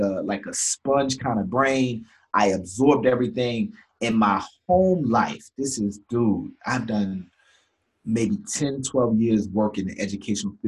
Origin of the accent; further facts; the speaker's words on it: Jacksonville, Florida, United States; also born or lived in Baltimore, Maryland; I grew up in Jacksonville, Florida